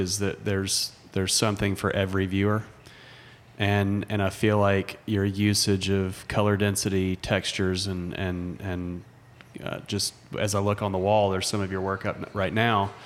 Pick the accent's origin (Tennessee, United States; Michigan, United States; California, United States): Tennessee, United States; Chattanooga; I grew up in Chattanooga